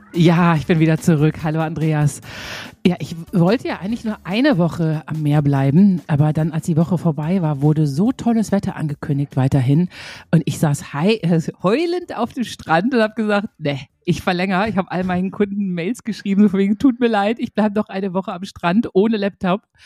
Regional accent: Münster, North Rhine-Westphalia, Germany; meiner Geburtsstadt Münster

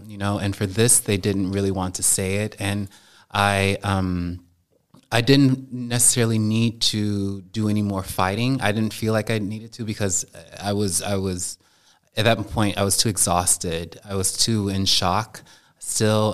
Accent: United States; moved away as an adult; now in Germany; me being an American as opposed to me being Black

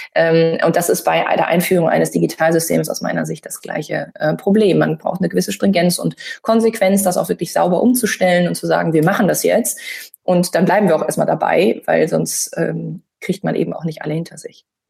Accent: Münsterland, North Rhine-Westphalia, Germany; ich bin im Münsterland groß geworden

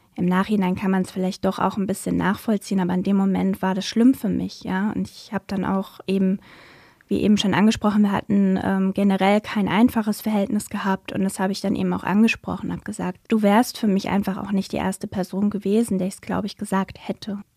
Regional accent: Germany; now in Wiesbaden, Germany; in meinem Heimatort damals, in dem ich auch gewohnt und gearbeitet habe

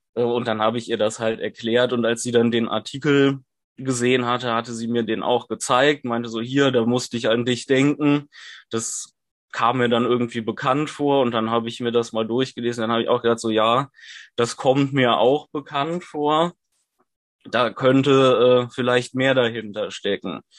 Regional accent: Cologne, North Rhine-Westphalia, Germany; ich komme aus Köln und studiere dort

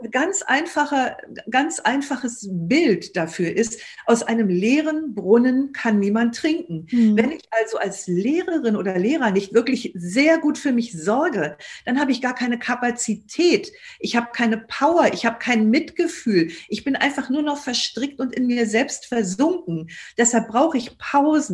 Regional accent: Germany; uns als Deutsche

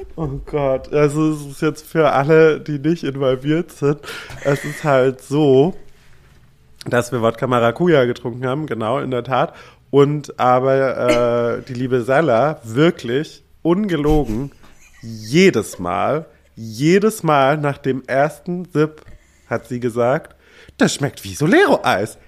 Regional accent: Germany; als Deutscher

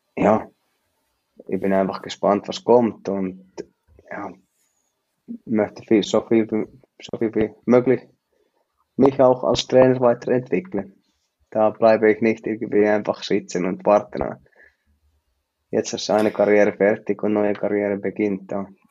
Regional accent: Finland; German is a second language; moved away as an adult; now in Switzerland; ich bin Finne

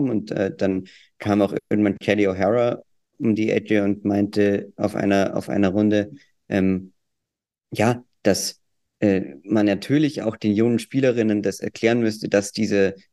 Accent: Austria; Ich habe keine Worte mehr für Deutschland. Äh, bin ja auch Österreicher.

